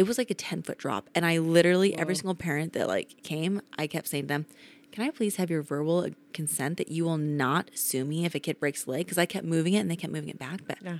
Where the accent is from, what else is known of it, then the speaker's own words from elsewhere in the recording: Utah, United States; I say pillow like an American. But I am from Utah, so we probably should say pillow.